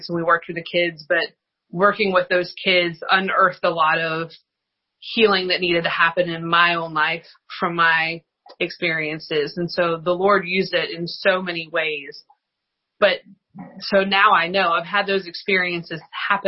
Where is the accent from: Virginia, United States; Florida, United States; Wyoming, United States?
Virginia, United States; outside of Lynchburg; I grew up outside of Lynchburg.